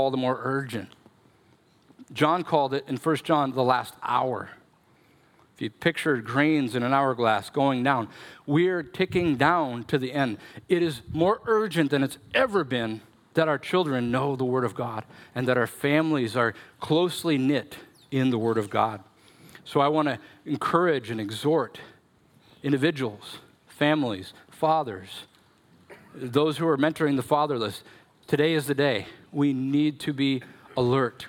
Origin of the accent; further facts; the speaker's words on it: Minnesota, United States; I'm such a Minnesotan